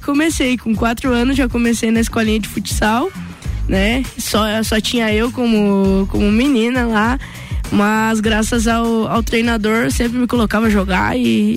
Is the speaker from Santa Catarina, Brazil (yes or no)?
yes; Correia Pinto, Santa Catarina, Brazil; now in Lages, Brazil; Nasci aqui na, na Grande Lages, mas, né? tenho um carinho enorme pela cidade que, que fui criada, é, que a minha família vive até hoje, né? Que é Correia Pinto